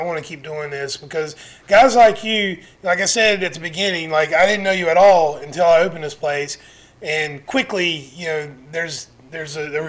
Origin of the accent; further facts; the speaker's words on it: Chapel Grove, Gaston County, North Carolina, United States; moved away as an adult; I grew up in Chapel Grove area of Gaston County, out on Crowder's Mountain, and, you know, graduated high school here